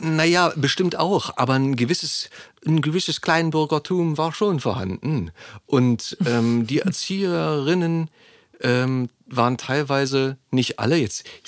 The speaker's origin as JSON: {"language": "German", "region": "Berlin", "country": "Germany", "tie": "born or raised there"}